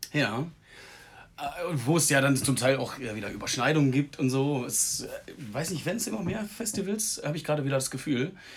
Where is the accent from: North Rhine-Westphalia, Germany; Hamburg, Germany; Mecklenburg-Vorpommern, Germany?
North Rhine-Westphalia, Germany; Münsterland; im Münsterland. Mhm. Und das ist, äh, wo ich herkomme